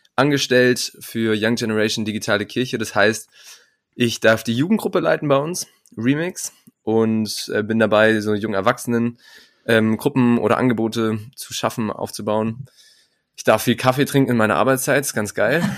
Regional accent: Munich, Bavaria, Germany; moved away as an adult; now in Marburg, Germany; ich komme ursprünglich aus München

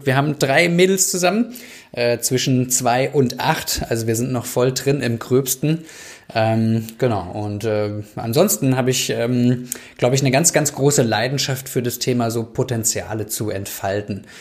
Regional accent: Germany; eigentlich will ich doch da wirken, wo ich herkomme. Und dann mussten wir zum Leidwesen meiner Frau zurück

